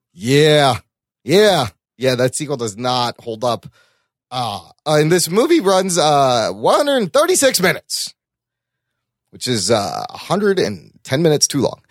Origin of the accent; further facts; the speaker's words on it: Pakistan; as a Pakistani